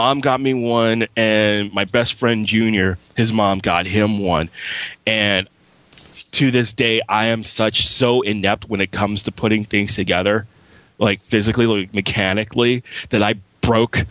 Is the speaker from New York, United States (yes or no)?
yes; New York City, New York, United States; I'm from Flatbush